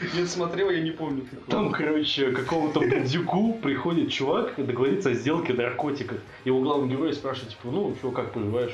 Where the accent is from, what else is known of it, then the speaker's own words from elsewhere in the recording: Russia; also born or lived in Bratislava, Slovakia; я из России». Он такой, «А, ну, я, в принципе, это понял по твоему акценту